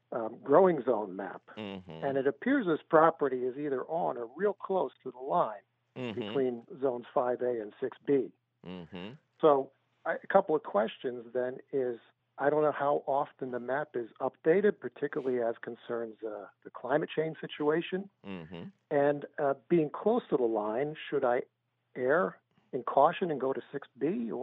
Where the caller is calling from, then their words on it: Berwyn, Pennsylvania, United States; I'm calling you from Berwyn